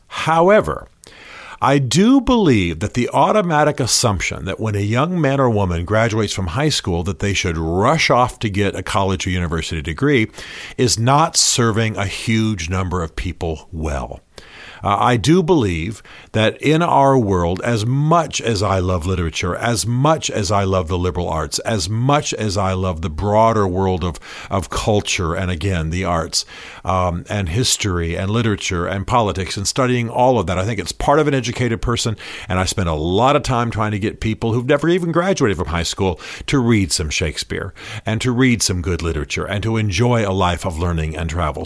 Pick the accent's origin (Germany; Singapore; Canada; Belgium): Germany; now in United States; I grew up in Germany